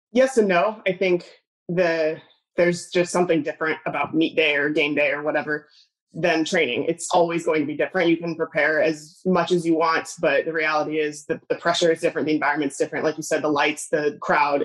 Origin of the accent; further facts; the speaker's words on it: Southern California, United States; I grew up in California. Maybe it's Southern California.